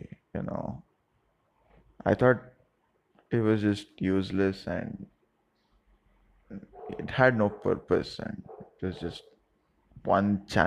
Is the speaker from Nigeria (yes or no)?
no; South India, India; Middle class South Indian household